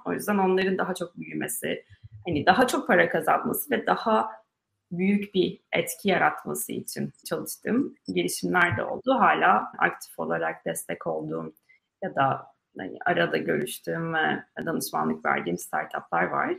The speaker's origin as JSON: {"language": "Turkish", "region": "Mersin", "country": "Turkey", "tie": "born or raised there", "also_born_or_lived": "Istanbul / Ankara", "moved": "as an adult", "said": "Mersin'de büyüdüm dediğim gibi Mersin Fen Lisesi'ne gittim."}